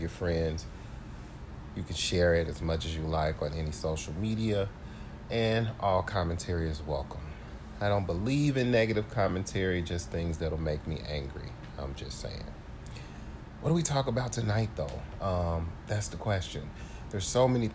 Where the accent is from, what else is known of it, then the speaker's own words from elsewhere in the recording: St. Louis, Missouri, United States; now in Chicago, United States; I am originally from St. Louis, Missouri, so the great majority of my family and friends are there. I'm currently in Chicago